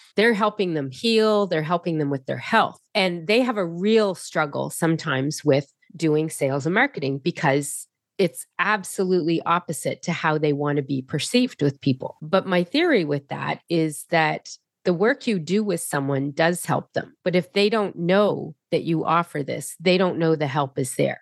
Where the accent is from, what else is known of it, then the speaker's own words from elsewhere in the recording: Halifax, Nova Scotia, Canada; I am from Halifax, Nova Scotia in Canada.